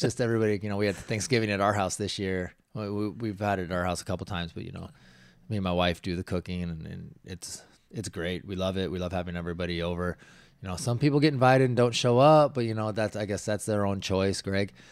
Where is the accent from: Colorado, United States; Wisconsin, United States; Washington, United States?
Washington, United States; growing up in Washington. We lived in the foothills, so you would get snow.